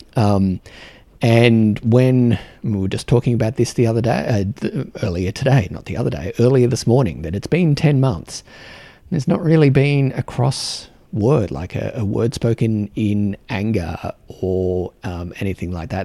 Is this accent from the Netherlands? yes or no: no; Australia; moved away as an adult; now in New Zealand; an Australian here in New Zealand